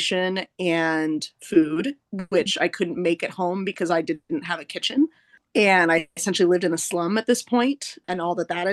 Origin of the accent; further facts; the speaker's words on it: Southern Oregon, United States; moved away as an adult; now in New York, United States; I'm from Southern Oregon